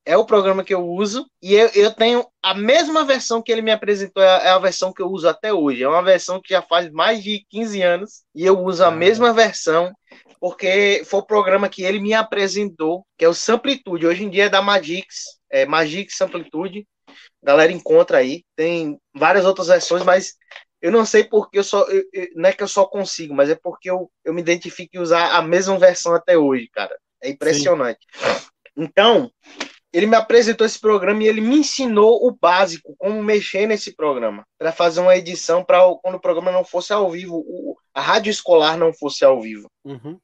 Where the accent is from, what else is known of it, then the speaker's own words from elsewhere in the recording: Garanhuns, Pernambuco, Brazil; also born or lived in Joaquim Nabuco, Pernambuco / São Paulo; eu nasci aqui em Joaquim Nabuco, Pernambuco, Mata Sul de Pernambuco, mas morei um tempo em São Paulo, quando era bem mais novo, bem, bem, bem criança, bem bebê mesmo. E muito mais tempo da minha vida morei em Garanhuns, Pernambuco